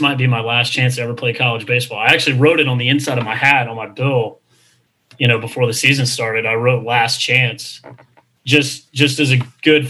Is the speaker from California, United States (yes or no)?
no; Charlotte, North Carolina, United States; also born or lived in Texas; to be in my hometown and to be a part of such a, you know, just a storied program and to be on Coach Woodard's staff and be back in this city